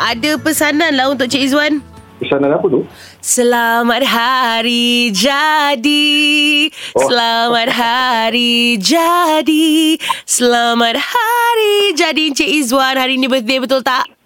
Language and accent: Malay; Muar, Johor, Malaysia; Ya, yeah, saya orang Johor, Muar.